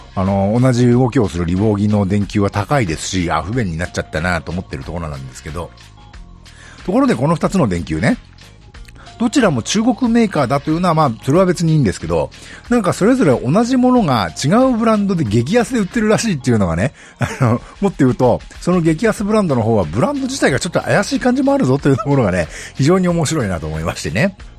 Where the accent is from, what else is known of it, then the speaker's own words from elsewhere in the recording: Nagano, Japan; 私の地元長野市